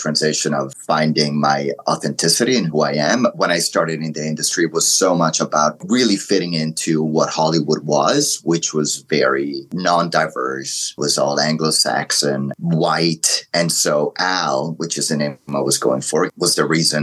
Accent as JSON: {"language": "English", "country": "Italy", "tie": "born or raised there", "also_born_or_lived": "Morocco", "second_language": "English", "moved": "yes", "lives_now": "North America", "said": "I was born in Italy. My background is Italian, Moroccan. And I remember moving to North America"}